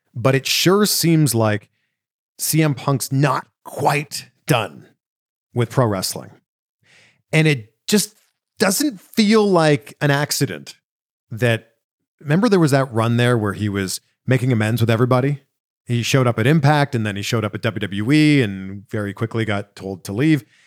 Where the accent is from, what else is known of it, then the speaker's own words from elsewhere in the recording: Pickering, Ontario, Canada; where I grew up in Pickering, Ontario